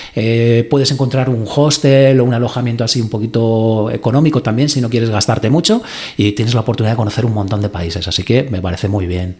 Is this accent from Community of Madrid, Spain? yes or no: yes; Madrid, Community of Madrid, Spain; como madrileño o español que vivo aquí